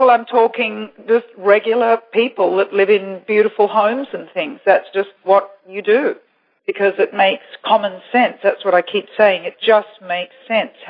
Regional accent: Singapore; also born or lived in Taiwan; And then I lived two years in Taiwan and growing up in Asia, everybody there, particularly Singapore, believe it or not, I, I remember the island when the tallest building was about four stories high

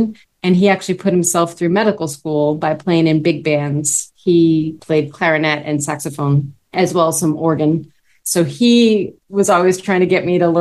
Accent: Reading, Massachusetts, United States; also born or lived in Wakefield, Massachusetts; I grew up in a suburban town not far from here, Reading, Mass.

